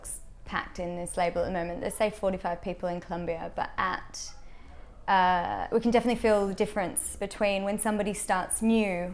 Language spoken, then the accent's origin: English; Australia; moved away as an adult; now in United Kingdom; a weird mix of being an Australian and being, you know, a smaller territory and coming with that experience